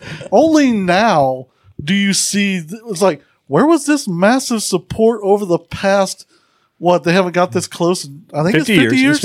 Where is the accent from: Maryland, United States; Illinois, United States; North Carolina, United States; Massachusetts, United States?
Illinois, United States; Chicago; now in Missouri, United States; I'm from Chicago